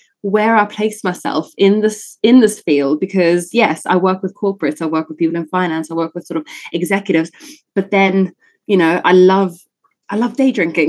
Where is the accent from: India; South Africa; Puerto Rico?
South Africa; accent: British South African; also born or lived in Italy / England; now in United Kingdom; So I was actually born in Italy and then I grew up in South Africa.